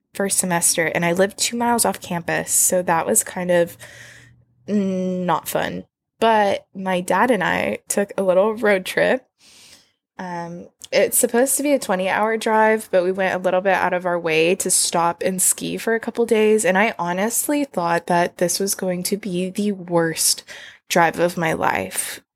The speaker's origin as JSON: {"language": "English", "region": "Texas", "country": "United States", "tie": "born or raised there", "moved": "yes", "said": "growing up in Texas"}